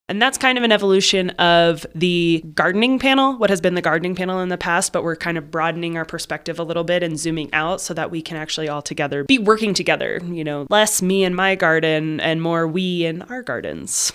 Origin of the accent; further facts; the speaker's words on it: Arizona, United States; also born or lived in Boulder County, Colorado; now in Crestone, United States; I grew up in Arizona